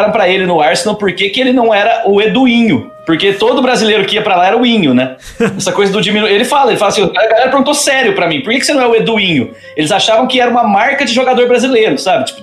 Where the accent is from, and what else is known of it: Marília, São Paulo, Brazil